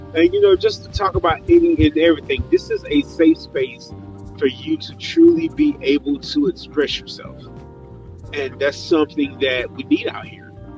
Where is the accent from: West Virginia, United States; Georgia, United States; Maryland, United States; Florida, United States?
Georgia, United States; I'm back in my home state of Georgia, and I'm back in Atlanta